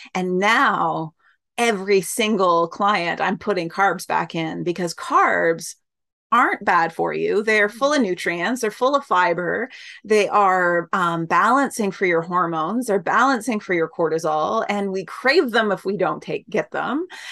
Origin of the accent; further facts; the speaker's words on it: Canada; I'm Canadian